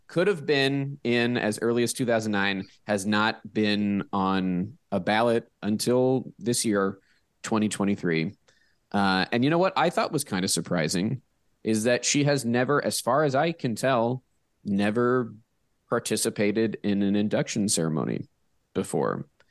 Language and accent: English; Pittsburgh, Pennsylvania, United States; moved away; I'm from Pittsburgh